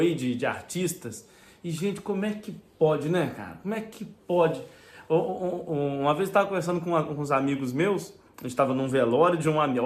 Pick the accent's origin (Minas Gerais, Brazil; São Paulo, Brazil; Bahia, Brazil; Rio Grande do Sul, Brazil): Minas Gerais, Brazil; Juiz de Fora; now in Portugal; da minha cidade, lá de Juiz de Fora